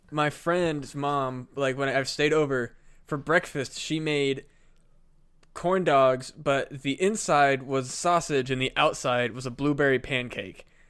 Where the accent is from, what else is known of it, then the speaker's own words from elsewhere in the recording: Burlington, Iowa, United States; going to the music festival in Burlington